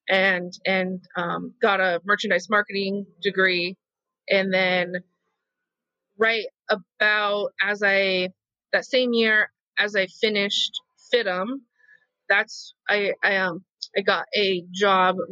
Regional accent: Idaho, United States; moved away as an adult; now in Los Angeles, United States; being a fat kid in rural America

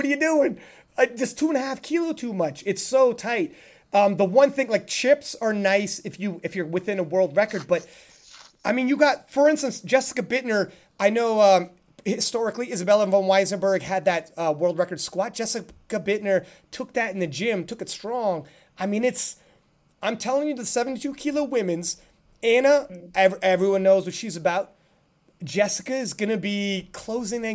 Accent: Canada; I'm Canadian

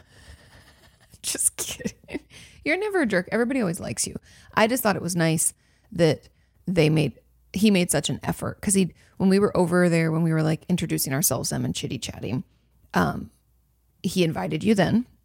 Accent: California, United States; moved away as an adult; now in Texas, United States; I'm from California

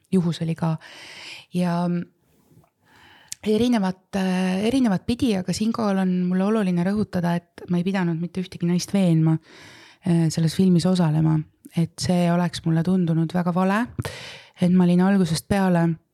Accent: Võromaa, Võru County, Estonia; also born or lived in Setomaa / Mulgimaa / Tartumaa; minu esimesed eluaastad ma kasvasin oma Võromaa vanaemaga

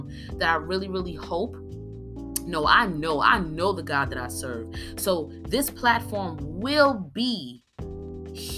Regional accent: New York, United States; moved away as an adult; also born or lived in New Jersey; now in Atlanta, United States; I'm from New York

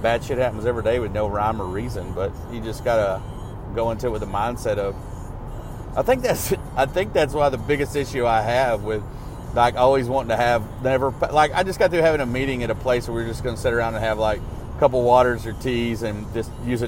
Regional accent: Arkansas, United States; also born or lived in Jackson, Mississippi; growing up in Arkansas

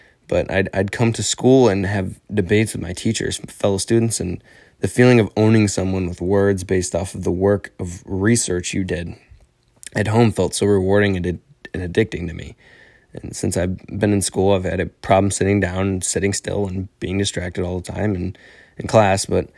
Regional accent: Illinois, United States; I'm 18 years old. I'm from Northern Illinois, and I'm enlisted in the military

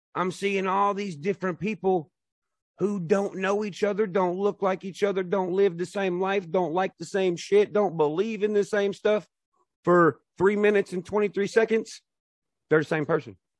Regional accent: Nashville, Tennessee, United States; I'm from Nashville

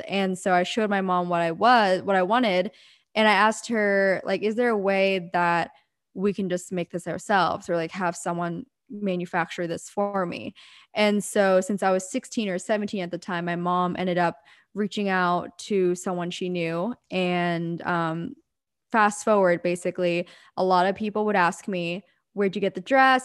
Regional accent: Pennsylvania, United States; moved away as an adult; now in Southern California, United States; I'm originally born and raised in Pennsylvania, very small town. And I grew up there for eighteen years

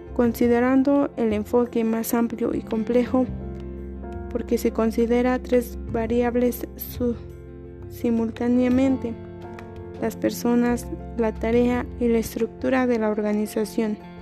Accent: Cadereyta de Montes, Querétaro, Mexico; soy de Cadereyta de Montes Querétaro

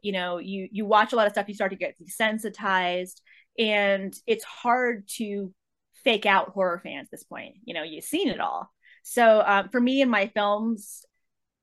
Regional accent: Medford, New Jersey, United States; now in Los Angeles, United States; I'm originally from Medford, and now living in Los Angeles.

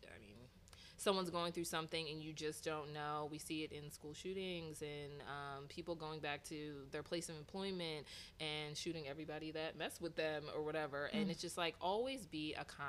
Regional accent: Philadelphia, Pennsylvania, United States; I'm from West Philly

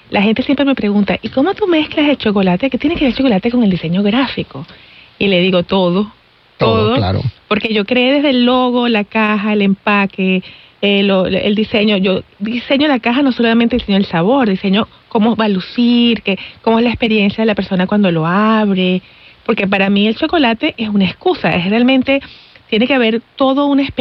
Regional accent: Venezuela; moved away as an adult; Yo nací en Venezuela, y me vine cuando tenía 26 años.

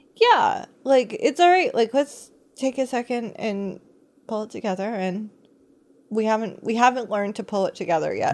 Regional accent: United States; me being American

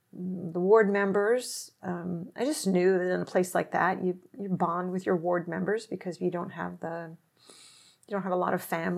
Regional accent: Seattle, Washington, United States; born there; I was born in Seattle. My parents had lived there after they'd been after school there for a while.

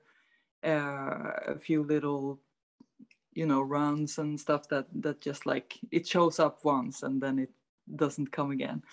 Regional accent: Stockholm, Stockholm County, Sweden; I'm from Stockholm, Sweden

